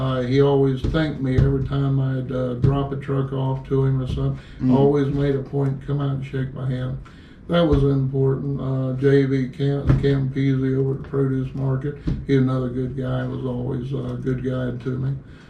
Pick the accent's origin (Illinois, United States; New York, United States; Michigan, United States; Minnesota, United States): New York, United States; from New York. You don't know how many people I know up the coast.